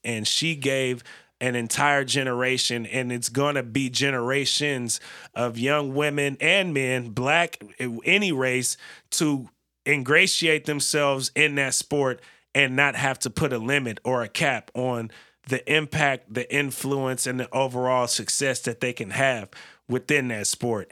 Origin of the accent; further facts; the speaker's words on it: North Bay, San Francisco Bay Area, California, United States; I'm from the Bay Area, but I'm from the Northern Bay